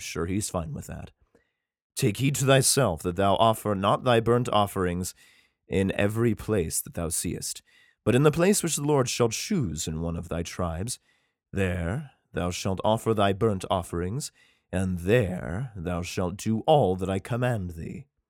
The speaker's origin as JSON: {"language": "English", "region": "Idaho", "country": "United States", "said": "my home state, Coeur d'Alene, Idaho."}